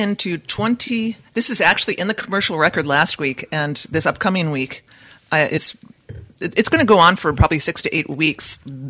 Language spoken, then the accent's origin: English; Saugatuck, Michigan, United States; because we're from Saugatuck.